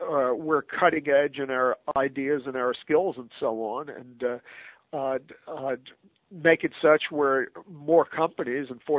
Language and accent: English; United States; an American citizen